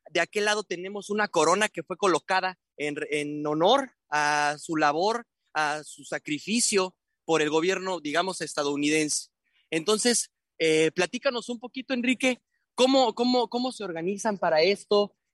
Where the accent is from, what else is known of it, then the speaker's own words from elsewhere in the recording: Guadalajara, Jalisco, Mexico; now in Tijuana, Mexico; Soy originario de Guadalajara, pero vivo acá en la ciudad de Tijuana desde hace muchos años.